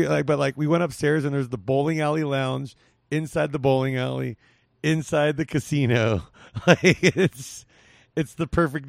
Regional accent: Whittier, California, United States; Whittier, California.

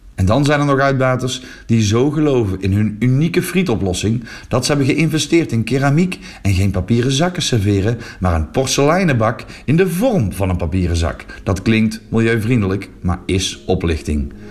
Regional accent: Netherlands; now in Flanders, Belgium; in mijn geboorteland

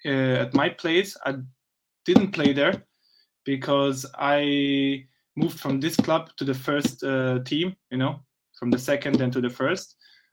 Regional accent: Austria; also born or lived in Bosnia and Herzegovina; born in Bosnia, but after I was born, like I think 2-3 months, I moved again back to Austria, and I grew up in Austria.

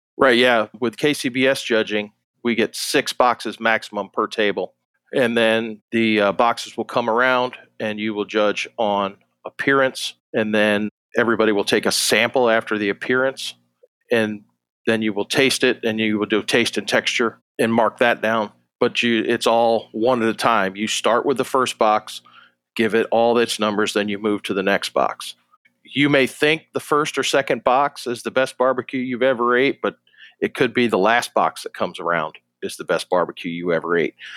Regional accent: Rochester, New York, United States; moved away as an adult; also born or lived in Jacksonville, Florida; I grew up in Western New York, um, outside Rochester

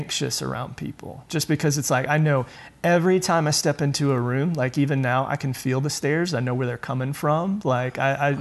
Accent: Julian, North Carolina, United States; I grew up rural North Carolina

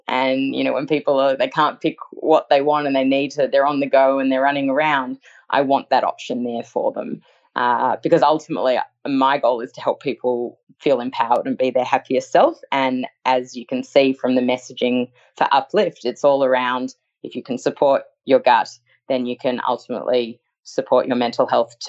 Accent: Australia; also born or lived in New York, United States; I moved from New York back to Australia, and I actually lived in Sydney for a year.

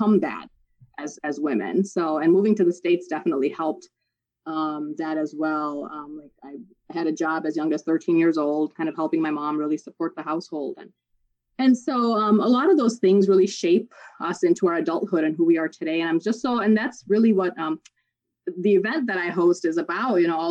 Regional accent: Pakistan; moved away; I was born overseas in Pakistan

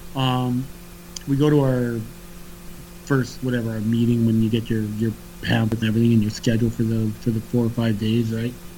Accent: Canada

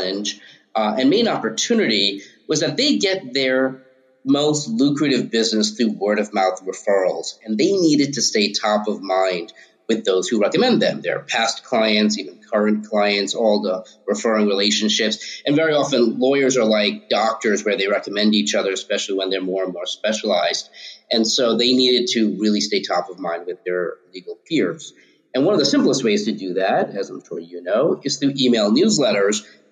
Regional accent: Long Island, suburbs of New York City, United States; also born or lived in Harlem, New York City; I grew up in the suburbs of New York City, Long Island

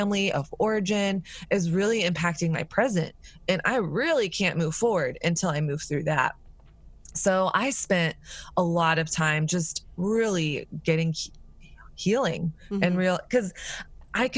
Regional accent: the South, United States; moved away; also born or lived in New York; I grew up in the South

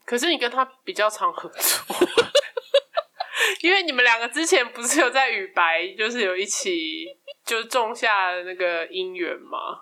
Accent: Taiwan; now in Italy; 身为一个台湾人，就在这边常会被谴责

